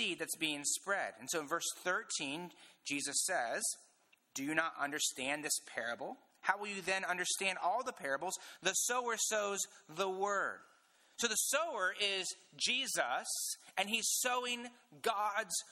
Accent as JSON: {"language": "English", "region": "Indiana", "country": "United States", "said": "I'm from Indiana"}